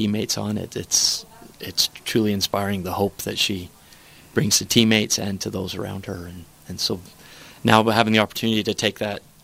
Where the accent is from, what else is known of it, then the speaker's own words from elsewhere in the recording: Roosevelt, Utah, United States; also born or lived in California; I'm from Roosevelt, Utah, here in Utah